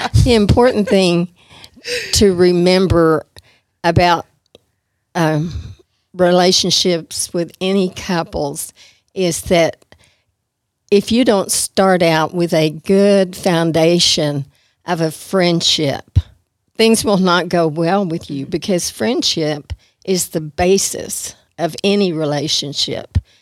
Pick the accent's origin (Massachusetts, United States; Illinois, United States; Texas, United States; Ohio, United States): Texas, United States; Amarillo; I was raised all my life in Amarillo